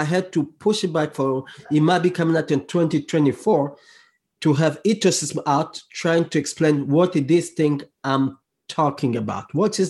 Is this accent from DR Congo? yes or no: yes; DR Congo; English is a second language; I speak a lot on social issue in my home country, which is Congo, and around the world